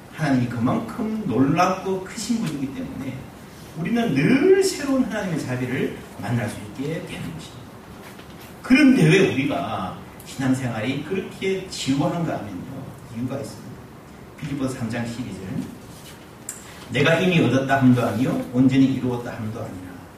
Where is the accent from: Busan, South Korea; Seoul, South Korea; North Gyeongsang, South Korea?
Busan, South Korea; 저는 부산 출신인데요.